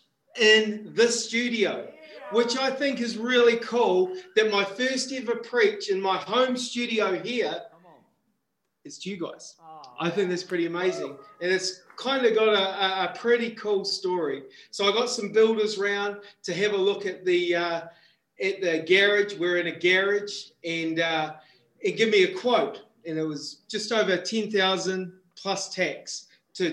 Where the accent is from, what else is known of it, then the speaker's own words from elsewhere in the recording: Christchurch, Canterbury, New Zealand; moved away; also born or lived in Wollongong, Australia; I was born in Christchurch, New Zealand, born again in Wollongong, Australia